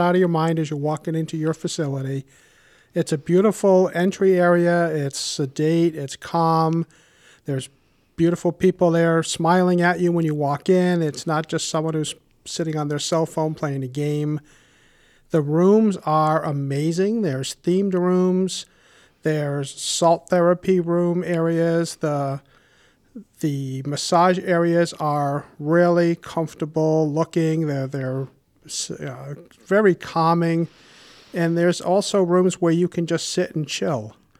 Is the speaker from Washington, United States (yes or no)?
no; Warwick, Rhode Island, United States; I grew up in Warwick and have been a homeowner for over thirty years